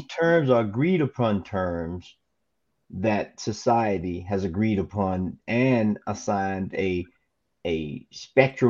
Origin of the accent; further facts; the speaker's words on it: the South, United States; Being born and raised in the South